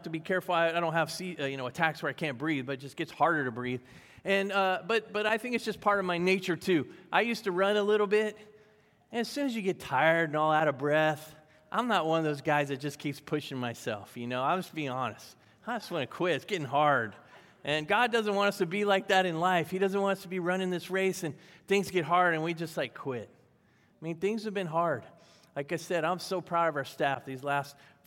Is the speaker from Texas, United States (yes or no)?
no; Virginia, United States; I grew up in Virginia